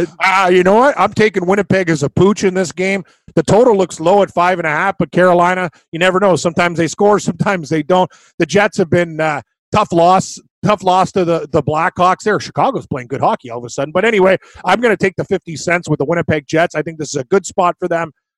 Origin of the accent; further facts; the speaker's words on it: Scotland, United Kingdom; Well, I'm Scottish.